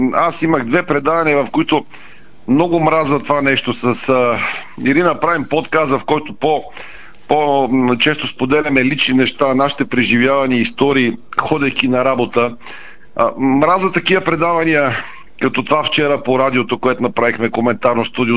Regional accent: Bulgaria; Ние сме си, българите сме ние.

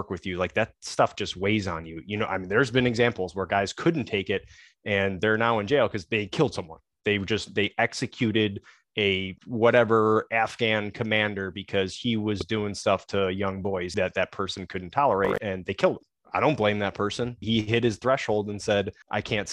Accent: Chicago, Illinois, United States; I grew up in Chicago, Irish Catholic neighborhood.

